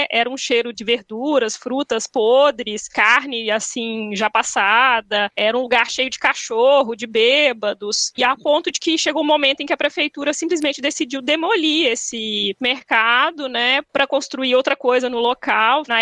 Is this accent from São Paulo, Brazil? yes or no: no; Minas Gerais, Brazil; Sou mineira